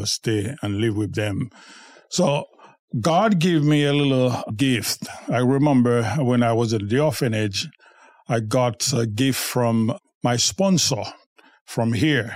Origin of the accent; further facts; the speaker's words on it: Haiti; I was born in Haiti. I was born in a family of six, and I was the fourth of the family